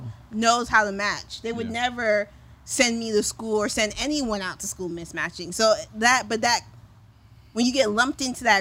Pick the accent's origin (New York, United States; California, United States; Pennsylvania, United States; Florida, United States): Florida, United States; South; growing up in South Florida